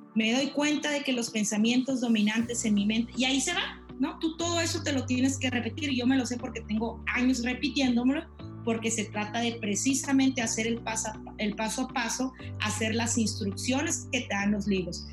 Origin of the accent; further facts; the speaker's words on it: La Paz, Baja California Sur, Mexico; now in Chihuahua, Mexico; Soy originaria de La Paz, Baja California Sur. Actualmente radico en Chihuahua